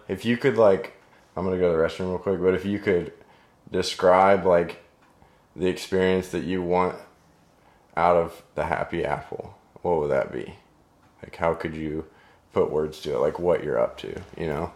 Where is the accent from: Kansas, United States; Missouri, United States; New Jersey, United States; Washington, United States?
Kansas, United States; Overland Park; I grew up in Overland Park.